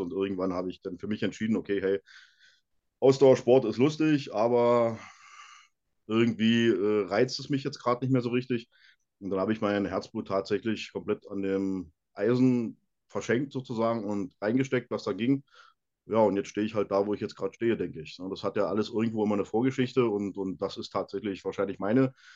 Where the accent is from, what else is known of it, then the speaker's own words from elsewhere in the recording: Brandenburg, Germany; moved away as an adult; now in Bavaria, Germany; ich komme ja aus Brandenburg, da gab es ähm, in meiner Nähe ähm, Lauchhammer als Kraftsportverein